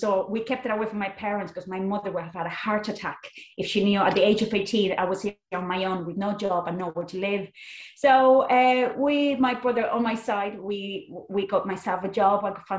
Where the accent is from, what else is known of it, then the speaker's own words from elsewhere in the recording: Barcelona, Catalonia, Spain; first language Spanish or Catalan; English is a second language; moved away as an adult; now in Ireland; Well, so I'm not Irish. Obviously, I'm sure people will know by the accent. I'm from Spain. I'm from Barcelona. So I was born and reared over there. And at the age of 18, I had the mental idea of moving over to Ireland.